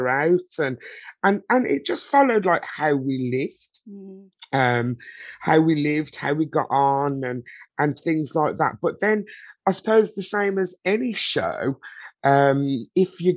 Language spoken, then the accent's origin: English; Birmingham, West Midlands, United Kingdom; I was born and bred in Birmingham, UK